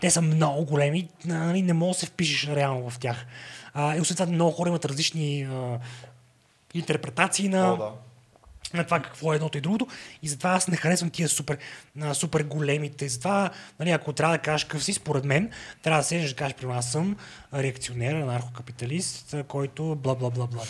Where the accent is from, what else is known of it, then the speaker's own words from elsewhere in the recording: Sofia, Sofia City, Bulgaria; also born or lived in England / Washington; аз съм от София